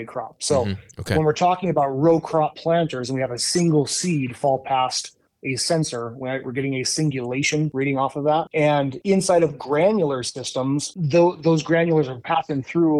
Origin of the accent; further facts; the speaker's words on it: Montana, United States; moved away as an adult; now in Kansas, United States; I'm a farmer from Montana.